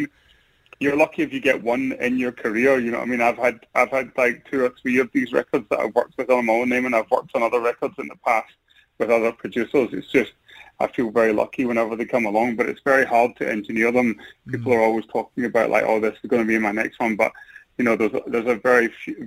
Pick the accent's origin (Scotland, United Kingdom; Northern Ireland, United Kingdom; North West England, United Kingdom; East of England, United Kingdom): Scotland, United Kingdom; Glasgow; moved away as an adult; now in London, United Kingdom; I'm in London right now. I mean, I'm originally from Glasgow, but like I live in London. I've been in London for the past like 18 years